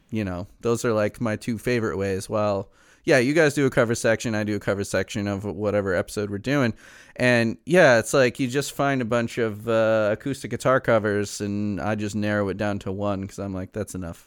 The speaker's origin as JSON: {"language": "English", "town": "Chicago", "region": "Illinois", "country": "United States", "said": "I'm from Chicago"}